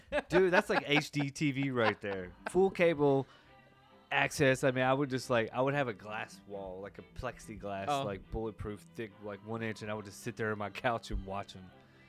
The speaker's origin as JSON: {"language": "English", "town": "Nashville", "region": "Tennessee", "country": "United States", "tie": "born or raised there", "said": "I'm born and raised in Nashville"}